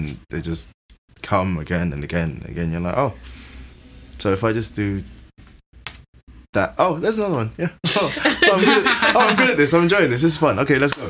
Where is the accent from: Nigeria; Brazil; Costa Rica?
Nigeria; No, I'm Nigerian.